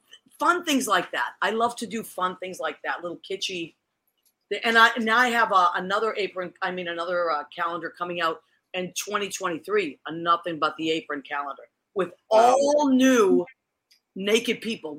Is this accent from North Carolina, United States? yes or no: no; Massachusetts, United States; now in New York, United States; being from Massachusetts, I love being a New Yorker, but I got to tell you, my teams have remained the same, my Boston teams.